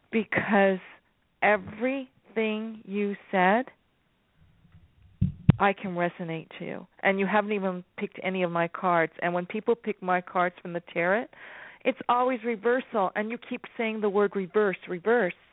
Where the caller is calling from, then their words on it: California, United States; Enchantress, California.